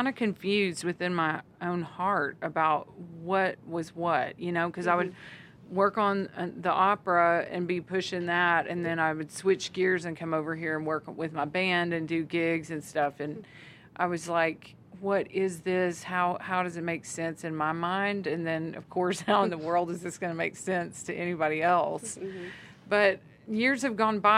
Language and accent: English; Southern, United States; accent: Southern; also born or lived in Austin, Texas / Arkansas; now in Northwest Arkansas, United States; my Southern accent